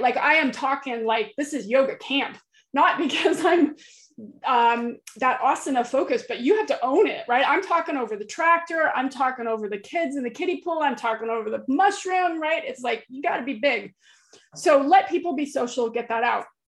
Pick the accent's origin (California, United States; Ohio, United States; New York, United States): California, United States; central; moved away as an adult; now in Florida, United States; I grew up in California um, oh. in a beach town in central California